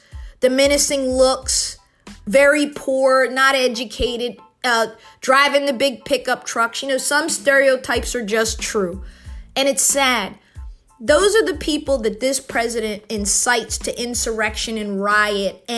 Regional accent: United States; as an American, someone who loves politics.

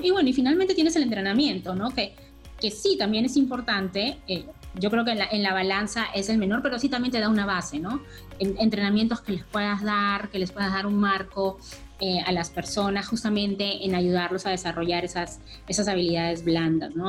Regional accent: Peru; Universidad Católica de acá del Perú, yo soy peruana

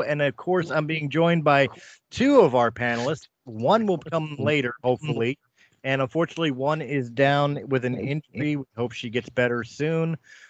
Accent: Philadelphia, Pennsylvania, United States; I'm from Philly

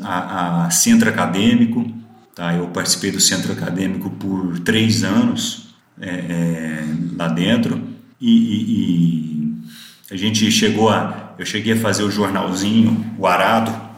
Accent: Araxá, Minas Gerais, Brazil; moved away as an adult; also born or lived in Uberaba / Goiânia / Rio Verde; surgiu a vaga em Araxá, né, minha cidade natal, onde a gente tinha fazenda.

